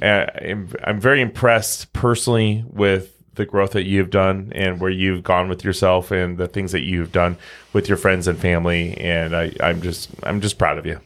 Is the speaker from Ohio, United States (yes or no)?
no; Omaha, Nebraska, United States; we're from Omaha, you know? We're We're the Midwesterners